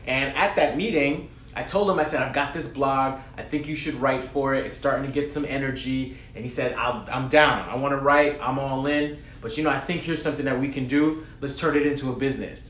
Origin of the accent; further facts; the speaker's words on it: New York City, New York, United States; also born or lived in Brooklyn / Bronx; I'm from Queens